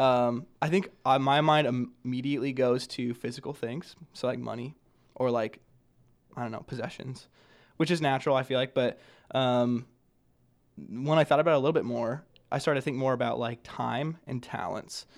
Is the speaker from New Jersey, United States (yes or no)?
no; Grand Island, Nebraska, United States; I'm from Grand Island, Nebraska